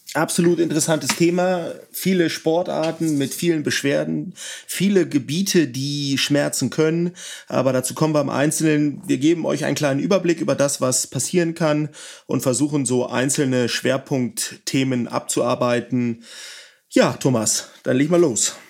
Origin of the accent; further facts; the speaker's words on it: Northern Germany, Germany; Ich komme ja aus dem Norden